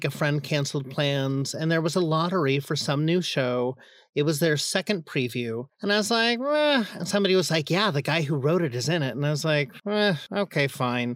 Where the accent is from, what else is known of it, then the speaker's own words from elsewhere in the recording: San Diego, California, United States; moved away as an adult; now in New York City, United States; I grew up in San Diego